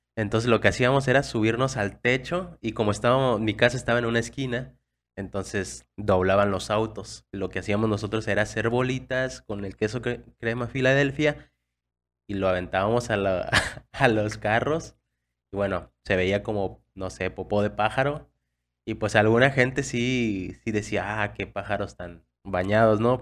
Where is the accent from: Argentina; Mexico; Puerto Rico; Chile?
Mexico; nuestras experiencias como mexicanos